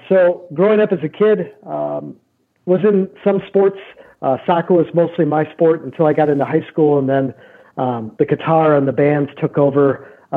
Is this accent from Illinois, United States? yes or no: no; Neenah, Wisconsin, United States; I'm from Neenah, Wisconsin, which is 30 minutes south of Green Bay